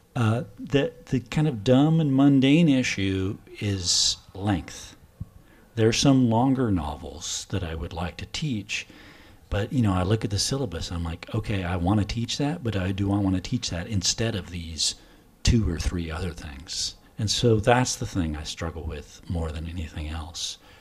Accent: Washington, United States; moved away as an adult; now in Oslo, Norway; my home state of Washington on the West Coast

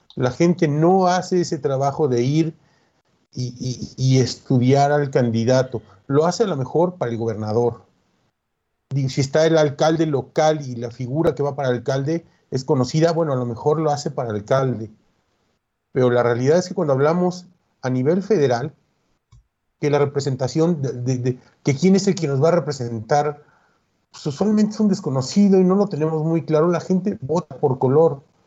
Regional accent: Mexico; porque somos mexicanos

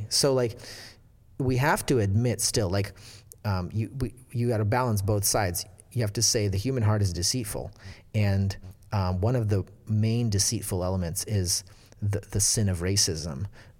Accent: Russia; It's because we came from Soviet Russia, which did not value these things.

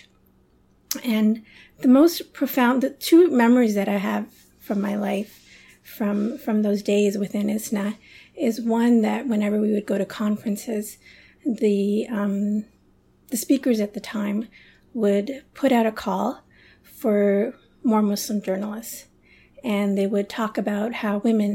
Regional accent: Toronto, Ontario, Canada; also born or lived in London / Karachi / Chicago; now in Toronto, Canada; I was born in London, but my family, when I was 5 years old, we moved to Toronto, to Canada

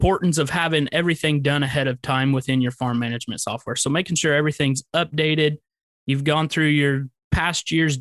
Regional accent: Central Illinois, United States; I am from Central Illinois, born and raised

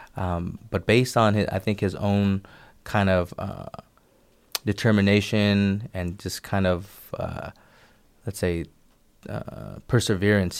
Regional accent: Bay Area, California, United States; growing up in the Bay Area, I had a lot of collectively Asian-American

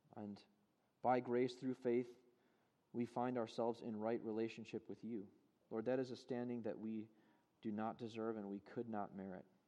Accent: Chicago, Illinois, United States; moved away; I'm from Chicago originally. My parents still live in Chicago.

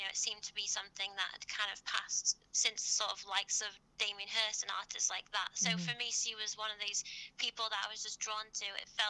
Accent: Northwich, North West England, United Kingdom; moved away as an adult; now in New York, United States; I'm actually from the northwest of England, so Cheshire.

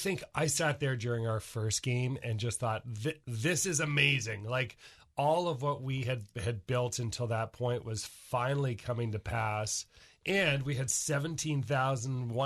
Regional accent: Canada; moved away as an adult; now in Seattle, United States; I'm Canadian

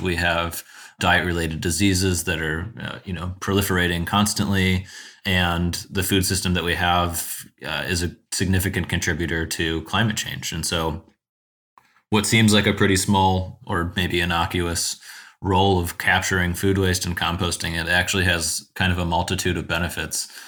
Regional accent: South Euclid, Ohio, United States; also born or lived in Chicago; I grew up in South Euclid on the east side of Cleveland.

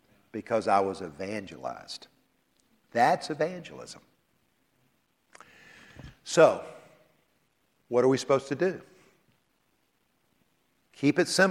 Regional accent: Columbia, South Carolina, United States; my house where I grew up in Columbia, South Carolina

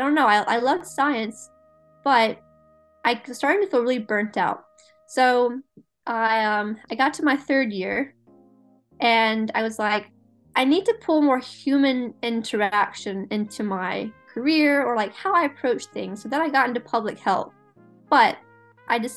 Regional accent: the South, United States; growing up in the South

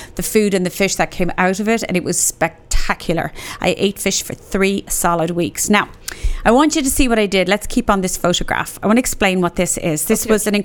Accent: Cork, Munster, Ireland; moved away as an adult; now in Dallas, United States; I am from Cork and I arrived in Cork

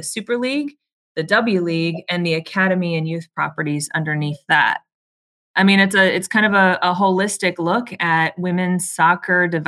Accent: Arizona, United States; I grew up playing in Arizona.

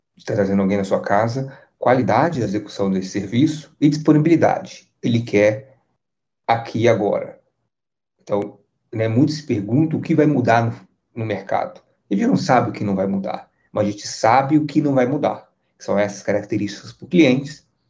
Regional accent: Brazil; nós, como brasileiros

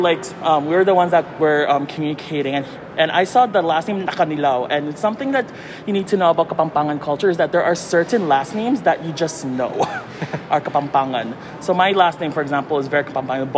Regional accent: Calgary, Alberta, Canada; also born or lived in Philippines / Tarlac / Pampanga; I was born in the Philippines, but moved to Calgary at the age of 7, and I grew up in north side of Calgary ever since.

